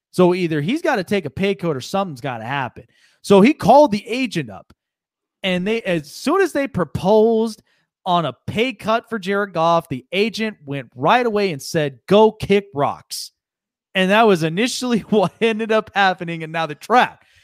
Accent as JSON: {"language": "English", "town": "Las Vegas", "region": "Nevada", "country": "United States", "tie": "born or raised there", "said": "I'll be a Golden Knight fan till the day I die from my hometown"}